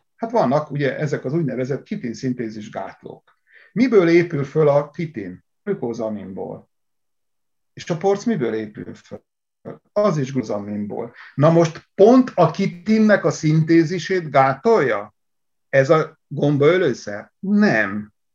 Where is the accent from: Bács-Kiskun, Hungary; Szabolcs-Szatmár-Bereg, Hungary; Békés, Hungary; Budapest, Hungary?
Szabolcs-Szatmár-Bereg, Hungary; én Szatmárból származom